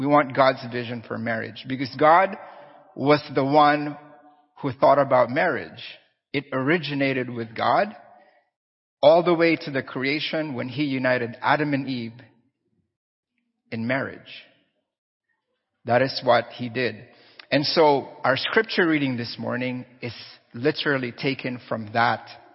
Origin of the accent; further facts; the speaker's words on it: Philippines; I'm Filipino